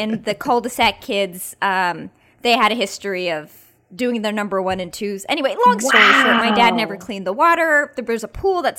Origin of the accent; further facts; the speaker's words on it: Bay Area, California, United States; we grew up in the Bay Area.